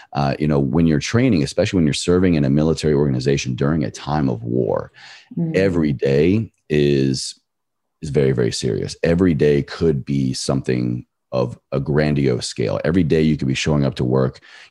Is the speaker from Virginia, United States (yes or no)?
yes; Virginia, United States; moved away as an adult; my home state of Virginia to just be with my family